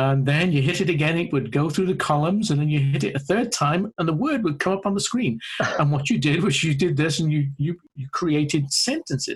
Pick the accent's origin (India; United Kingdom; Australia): United Kingdom; moved away as an adult; now in Ohio, United States; I started working in AAC back in the UK. As people can probably hear, my accent isn't native to Ohio